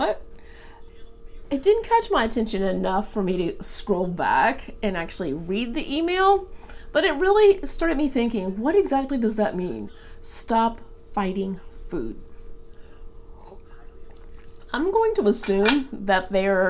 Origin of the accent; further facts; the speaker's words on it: Atlanta, Georgia, United States; now in Seattle, United States; I grew up in Atlanta